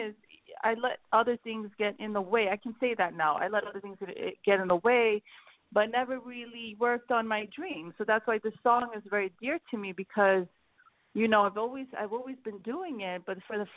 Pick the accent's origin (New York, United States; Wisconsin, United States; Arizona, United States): New York, United States; also born or lived in Sweden; I grew up in New York. I was born in Sweden, and I moved out of here. My parents moved to New York when I was five, and I grew up in New York most of my life.